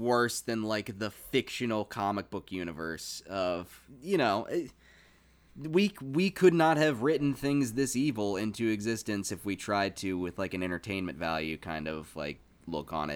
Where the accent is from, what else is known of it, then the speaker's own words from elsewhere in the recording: Virginia, United States; moved away; I moved back down to my hometown